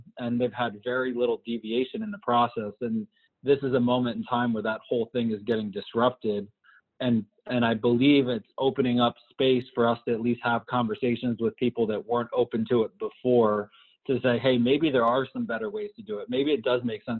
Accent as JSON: {"language": "English", "region": "East Coast", "country": "United States", "tie": "born or raised there", "moved": "as an adult", "lives_now": "Southern California, United States", "said": "I grew up on the East Coast"}